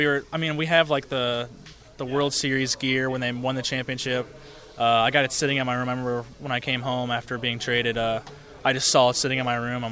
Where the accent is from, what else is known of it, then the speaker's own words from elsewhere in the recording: Lakeland, Florida, United States; growing up in Lakeland